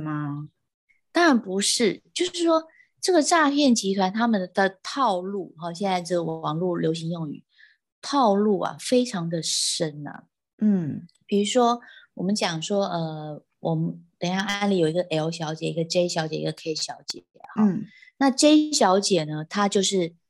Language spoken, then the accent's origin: Chinese; Taiwan; 我们台湾人的这个 speaking English 一定是，有时候就是比较有我们的台式口的音